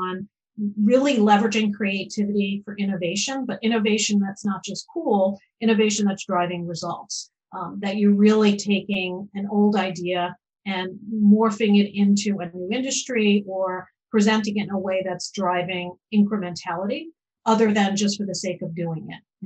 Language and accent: English; Long Island, New York, United States; growing up on Long Island